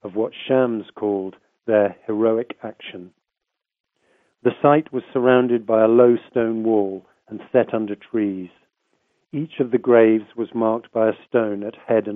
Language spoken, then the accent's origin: English; United Kingdom; I'm a British journalist.